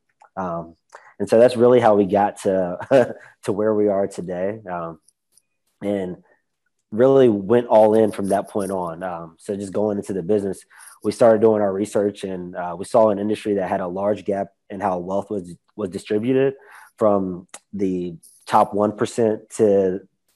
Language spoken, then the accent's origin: English; Roanoke, Virginia, United States; now in Charlotte, United States; I grew up in Roanoke, Virginia